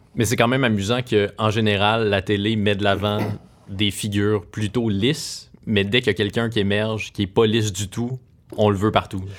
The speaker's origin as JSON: {"language": "French", "town": "Rouyn-Noranda", "region": "Quebec", "country": "Canada", "tie": "born or raised there", "said": "j'ai grandi à Rouen-Noranda"}